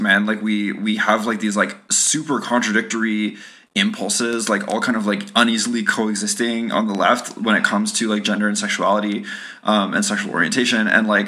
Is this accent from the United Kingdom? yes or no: no; Canada; we're Canadian